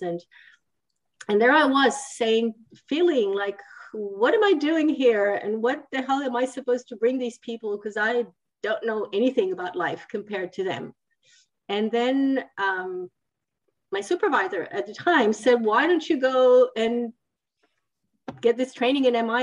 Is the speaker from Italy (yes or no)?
yes; Italy; also born or lived in Switzerland; now in France; I'm actually from Italy, which is a little bit down more south.